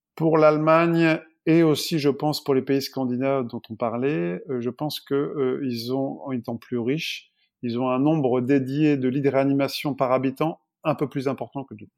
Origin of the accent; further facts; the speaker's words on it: France; on est français, on reste français